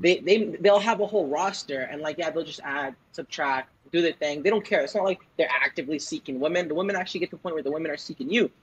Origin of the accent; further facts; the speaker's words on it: Toronto, Ontario, Canada; also born or lived in Vancouver; I'm from Toronto, and I went to college for Vancouver